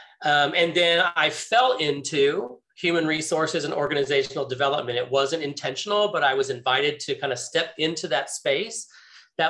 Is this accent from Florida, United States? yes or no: yes; Central Florida, United States; also born or lived in Connecticut; So I was born in Connecticut, but I was actually raised in Central Florida my entire life. So you could say I'm a Floridian at heart.